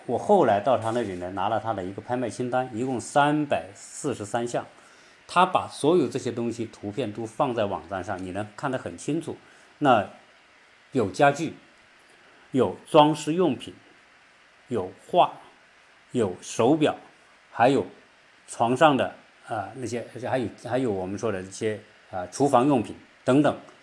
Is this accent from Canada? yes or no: no; China; 我们中国人